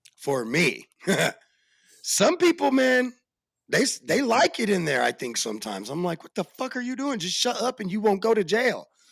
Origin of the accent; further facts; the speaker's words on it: Arizona, United States; I am from Arizona